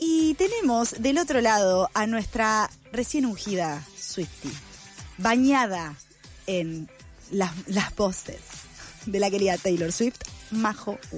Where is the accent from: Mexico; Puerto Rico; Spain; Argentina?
Argentina; La Pampa; Yo soy de La Pampa.